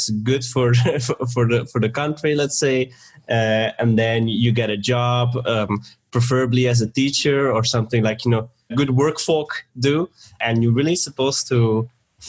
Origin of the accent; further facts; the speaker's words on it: Belgium; also born or lived in Sweden; now in Bulgaria; I am actually in Bulgaria and I'm from Belgium.